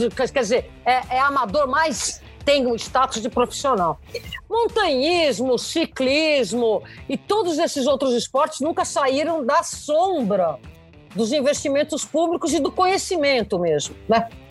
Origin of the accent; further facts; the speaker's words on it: São Paulo, Brazil; eu sou nascida paulista, paulistana